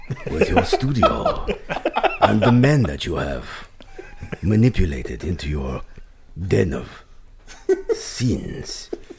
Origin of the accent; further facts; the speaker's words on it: Michigan, United States; now in Burbank, United States; I'm from Michigan.